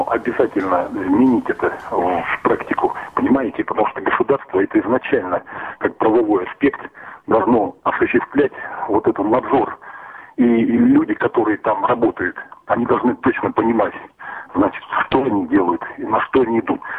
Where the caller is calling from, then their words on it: Volgograd, Volgograd Oblast, Russia; вот я звоню из Волгограда, да? Это тоже вот куча пострадавших был здесь, в городе Волгограде